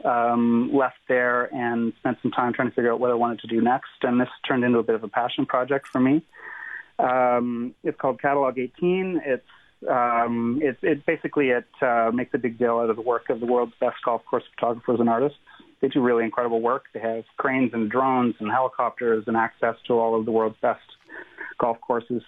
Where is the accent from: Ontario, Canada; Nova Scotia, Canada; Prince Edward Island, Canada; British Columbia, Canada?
Ontario, Canada; Muskoka; I grew up in Muskoka in the 80s